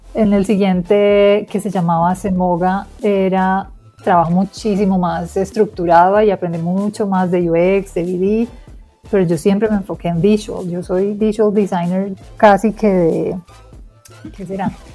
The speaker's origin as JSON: {"language": "Spanish", "country": "Colombia", "accent": "Colombian", "said": "yo soy bien colombiana"}